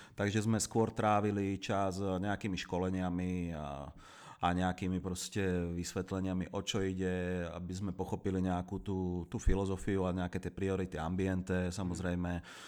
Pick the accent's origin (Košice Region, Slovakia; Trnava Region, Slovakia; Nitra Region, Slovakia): Nitra Region, Slovakia; Zlaté Moravce; moved away as an adult; now in Prague, Czech Republic; Ja pochádzam z Kalex City, a.k.a. Zlaté Moravce.